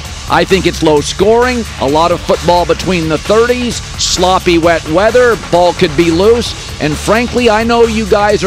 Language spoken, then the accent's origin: English; the Northwest, Pacific Northwest, United States; moved away; I grew up in the Northwest, so I went to Husky games and still have friends